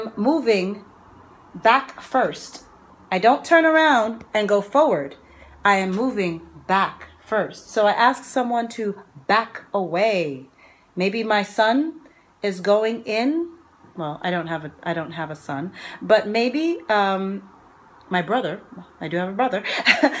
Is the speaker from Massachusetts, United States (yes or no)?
no; New York, United States; I'm from New York.